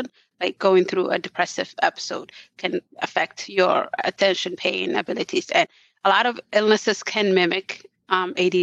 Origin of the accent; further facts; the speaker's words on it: Somalia; moved away; I come from Somalia. There was war there. We had to flee for our life.